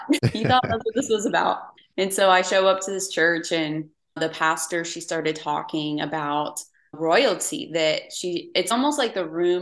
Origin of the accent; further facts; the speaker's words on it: St. Cloud, Florida, United States; moved away as an adult; also born or lived in Denver, Colorado; now in Houston, United States; I grew up in St. Cloud, Florida, small town outside of Orlando, Florida. And I was raised there until I left when I was 19